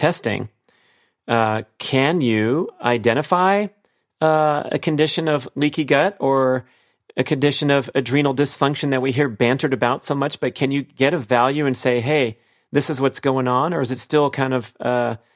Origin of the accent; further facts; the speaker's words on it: Los Angeles, California, United States; growing up in the Los Angeles area in the smoggy San Fernando Valley